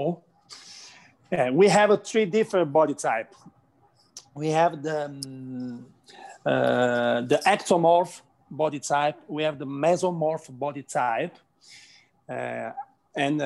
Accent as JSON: {"language": "English", "country": "Italy", "second_language": "English", "said": "I'm from Italy"}